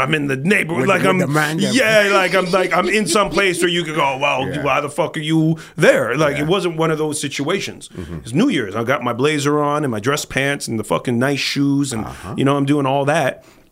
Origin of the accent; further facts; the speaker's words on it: Toronto, Ontario, Canada; we're from Toronto. And this is how we talk